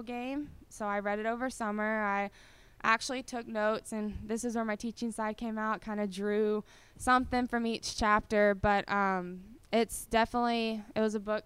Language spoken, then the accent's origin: English; Collierville, near Memphis, Tennessee, United States; I'm from Carville, which is right outside of Memphis.